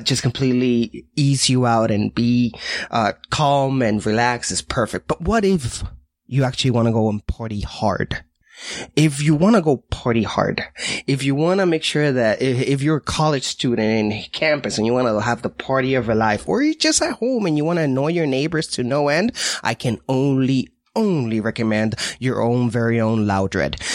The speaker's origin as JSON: {"language": "English", "region": "Washington", "country": "United States", "said": "I'm from Washington State"}